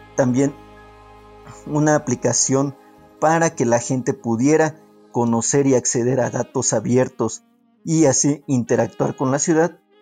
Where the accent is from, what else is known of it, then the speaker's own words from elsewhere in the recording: Mexico City, Mexico; soy eh, originario de la Ciudad de México